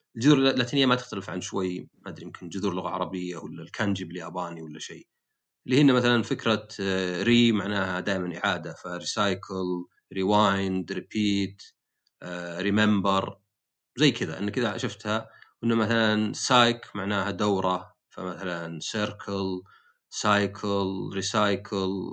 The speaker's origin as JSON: {"language": "Arabic", "country": "Saudi Arabia", "also_born_or_lived": "United States / Eastern Province, Saudi Arabia", "said": "عندنا في السعوديه"}